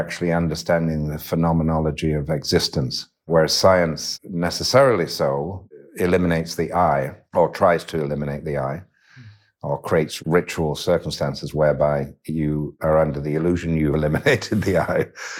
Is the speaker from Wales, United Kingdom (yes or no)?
no; Yorkshire and the Humber, United Kingdom; born or raised there; also born or lived in west of Ireland